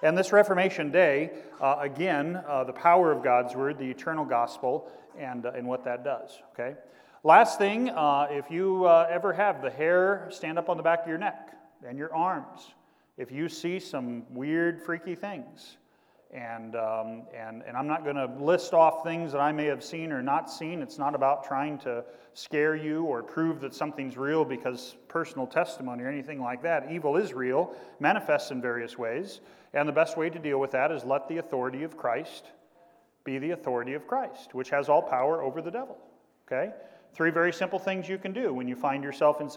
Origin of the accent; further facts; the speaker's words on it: Kansas, United States; now in Indiana, United States; my home state teams from Kansas